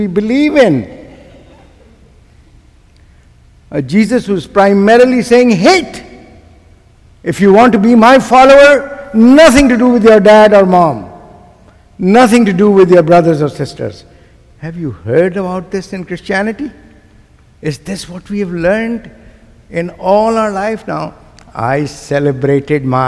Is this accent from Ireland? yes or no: no; Pakistan; I am from South Asia. I come from a country called Pakistan